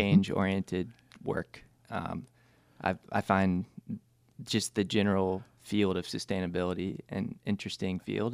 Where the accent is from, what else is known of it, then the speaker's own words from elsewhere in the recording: Greensboro, North Carolina, United States; came back home. This is where I was born and raised